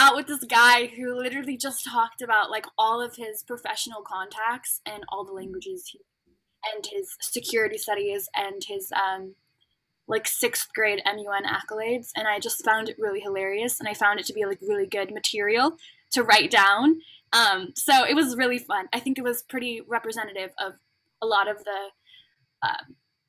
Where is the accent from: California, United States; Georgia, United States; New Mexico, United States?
California, United States; Los Angeles; moved away as an adult; now in Washington, D.C., United States; I'm from Los Angeles